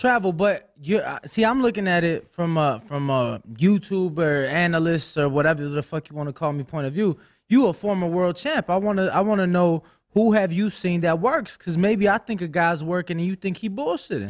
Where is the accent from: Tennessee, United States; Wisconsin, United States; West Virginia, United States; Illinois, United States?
Illinois, United States; Chicago; moved away as an adult; now in Las Vegas, United States; I'm from Chicago